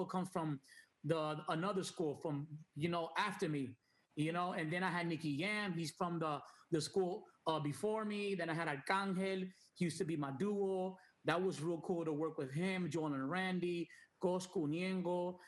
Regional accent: Puerto Rico; also born or lived in New York; I was born in New York. I'm half Dominican, half Puerto Rican. So when I moved to Puerto Rico when I was 8, 9 years old, I didn't really know no Spanish. Like, I was more like English

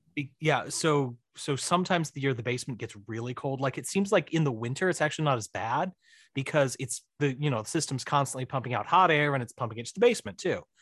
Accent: Missouri, United States; also born or lived in Florida; I'm from Missouri. I'm in Missouri. I was in Florida for a brief, all too brief three years

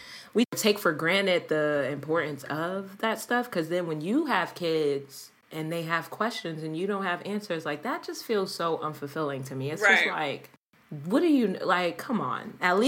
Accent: United States; born there; I was born in America, but...

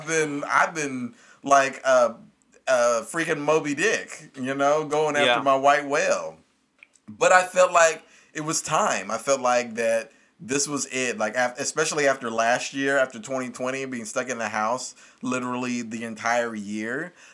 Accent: Kentucky, United States; Because, I mean, technically, I still say I'm from Kentucky, but I've lived literally all over the country.

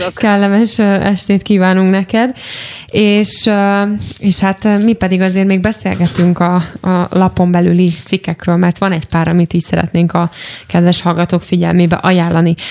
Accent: Eger, Heves, Hungary; Egri lévén

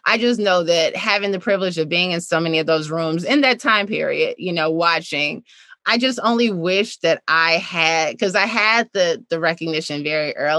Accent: Chicago, Illinois, United States; I grew up on 51st in Greenwood

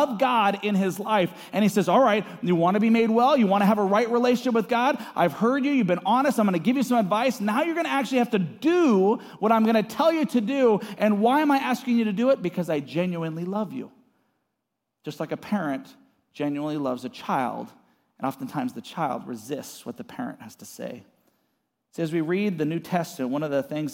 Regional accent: Seattle, Washington, United States; also born or lived in California / Arizona; now in Post Falls, United States; I grew up in Seattle

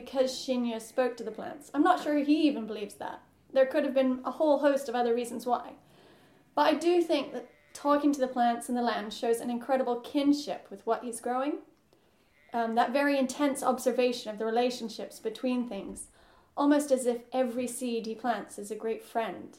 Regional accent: United States; I'm an American

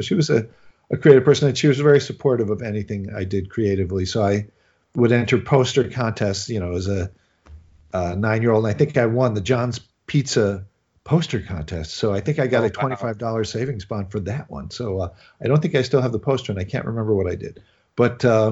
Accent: Chicago, Illinois, United States; moved away; I'm from Chicago

